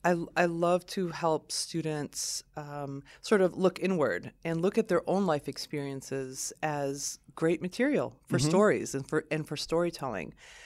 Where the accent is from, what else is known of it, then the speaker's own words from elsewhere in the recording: Lansing, Michigan, United States; also born or lived in southern Lebanon; I grew up in Lansing. So my family and I immigrated from Lebanon, from southern Lebanon in 1978.